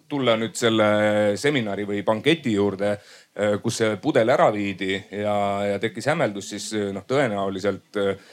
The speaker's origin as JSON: {"language": "Estonian", "region": "South Estonia", "country": "Estonia", "said": "mina olen ka Lõuna-Eestist"}